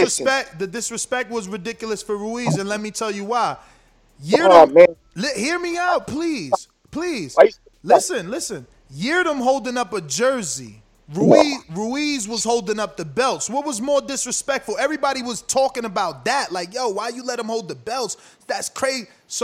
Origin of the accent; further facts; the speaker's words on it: tri-state area, United States; I'm an 80s baby grown up in the tri-state, man.